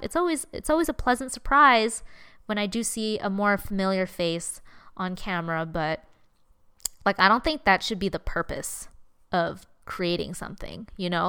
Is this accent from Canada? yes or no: yes; Canada; I'm Chinese Canadian